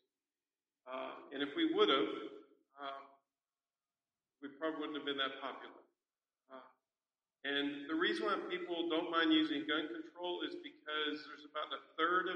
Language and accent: English; San Antonio, Texas, United States; I'm from San Antonio, Texas.